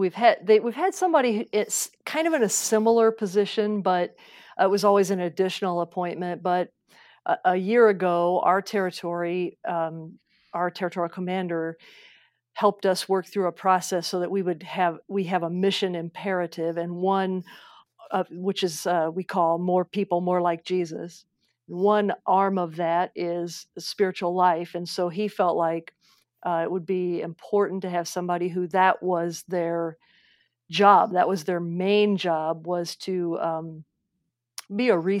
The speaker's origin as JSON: {"language": "English", "region": "Midwest", "country": "United States", "said": "I am a Midwesterner."}